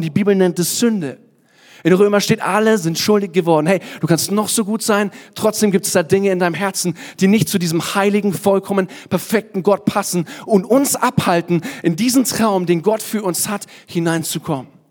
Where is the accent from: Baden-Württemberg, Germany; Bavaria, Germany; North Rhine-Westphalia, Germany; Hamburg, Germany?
Bavaria, Germany; Kottensdorf; also born or lived in Nuremberg; Also eigentlich komme ich aus Kottensdorf, ein kleines Dorf. Aber ich sage, ich komme aus Nürnberg